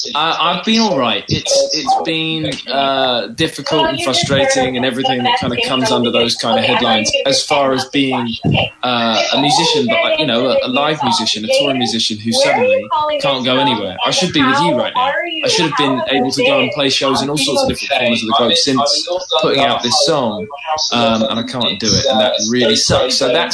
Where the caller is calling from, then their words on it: London, United Kingdom; I'm in North London. I'm at home. I'm in my house in North London.